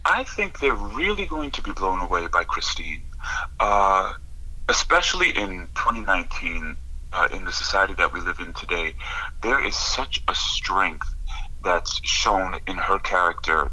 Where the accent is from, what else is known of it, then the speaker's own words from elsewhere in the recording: Long Island, New York, United States; I grew up in Long Island, New York